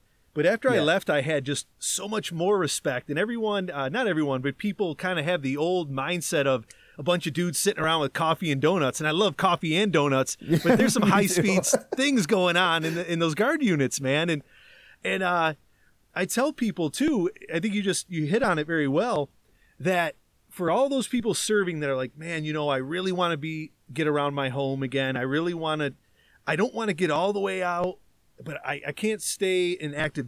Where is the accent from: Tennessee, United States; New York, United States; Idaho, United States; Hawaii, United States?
New York, United States; Le Roy; just 1 year removed from graduating Leroy